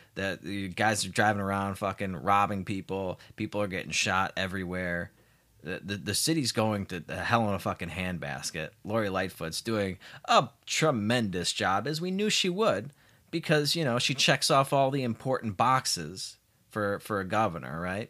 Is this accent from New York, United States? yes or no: no; Chicago, Illinois, United States; my hometown of Chicago